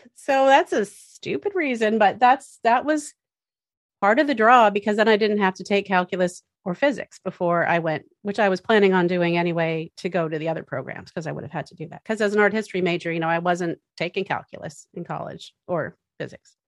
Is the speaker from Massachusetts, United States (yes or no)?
yes; Massachusetts, United States; I grew up in Massachusetts